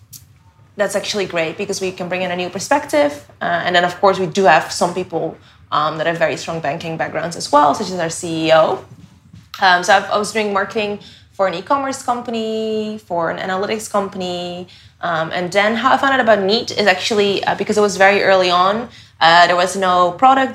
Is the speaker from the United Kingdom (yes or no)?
no; Netherlands; moved away as an adult; now in Hong Kong; I am originally from the Netherlands, and I've been in Hong Kong for the past almost 4 years now